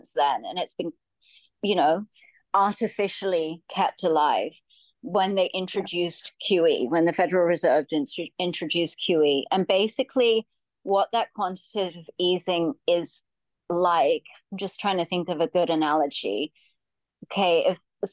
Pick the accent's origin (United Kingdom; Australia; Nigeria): Australia; moved away as an adult; We're both from Australia.